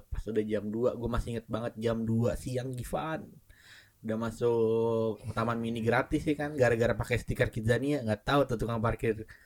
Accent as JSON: {"language": "Indonesian", "town": "Bekasi", "region": "West Java", "country": "Indonesia", "tie": "born or raised there", "also_born_or_lived": "Jakarta", "said": "dari Bekasi nih, kan gue gue SD di Bekasi, terus gue SMP ke Jakarta."}